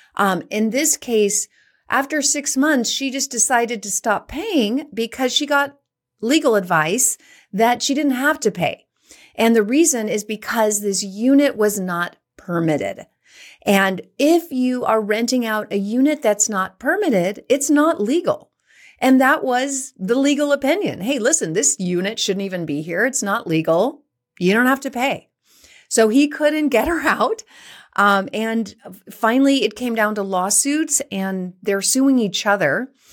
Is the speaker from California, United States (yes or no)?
yes; San Francisco Bay Area, California, United States; also born or lived in San Jose; I was born and raised in the San Francisco Bay Area, went to school in San Jose, lived in San Francisco.